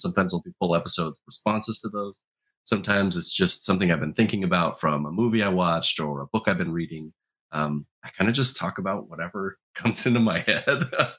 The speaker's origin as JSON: {"language": "English", "town": "Portland", "region": "Oregon", "country": "United States", "said": "I've never lived in Utah, so I'm not from Utah. I'm from the Pacific Northwest, Portland, Oregon. I live in a suburb just outside of Portland, Oregon."}